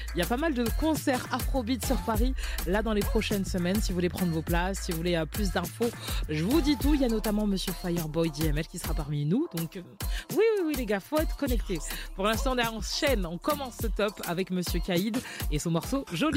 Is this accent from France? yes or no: no; Côte d’Ivoire; je suis ivoirienne